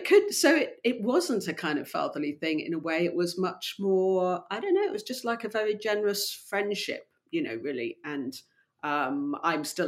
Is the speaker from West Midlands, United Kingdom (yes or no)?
no; Gloucestershire, South West England, United Kingdom; moved away; also born or lived in London / Poland; I was brought up in Gloucestershire, and I love Gloucestershire